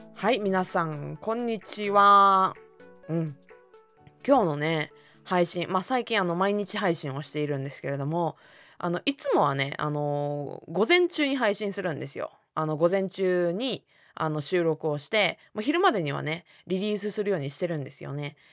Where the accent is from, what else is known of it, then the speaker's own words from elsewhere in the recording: Japan; first language Japanese; 私たちって日本人だから日本語が母語だから